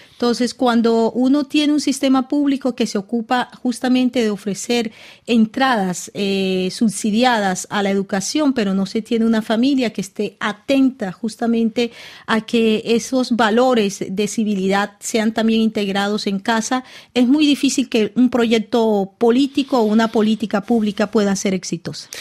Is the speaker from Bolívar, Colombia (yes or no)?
yes; Cartagena, Bolívar, Colombia; born or raised there; moved away; also born or lived in Caracas, Venezuela / France